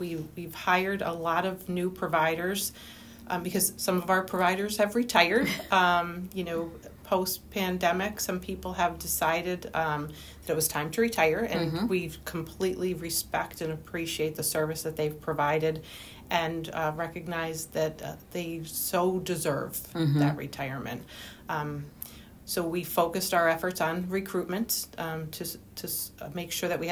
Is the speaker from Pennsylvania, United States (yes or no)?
yes; Clarks Summit, Pennsylvania, United States; I live, born and raised in Clark Summit